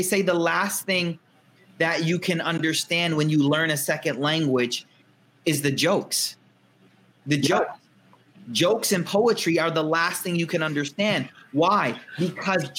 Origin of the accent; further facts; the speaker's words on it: United States; I'm American raised